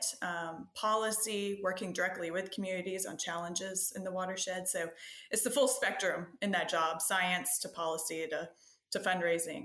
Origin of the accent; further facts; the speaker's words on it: Canton, Georgia, United States; moved away as an adult; also born or lived in Louisiana; now in Brunswick, United States; originally, I'm from Canton, Georgia, which is now kind of greater Atlanta